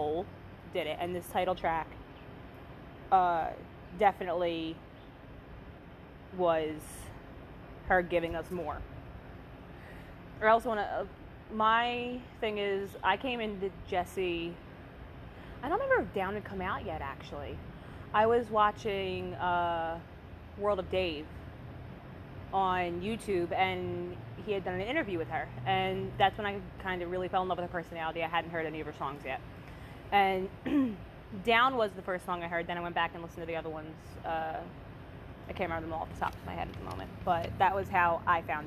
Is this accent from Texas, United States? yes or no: no; Philadelphia, Pennsylvania, United States; growing up in the States, specifically on the East Coast